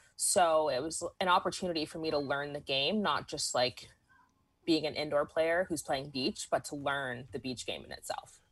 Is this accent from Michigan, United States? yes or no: no; Southern California, United States; I grew up in SoCal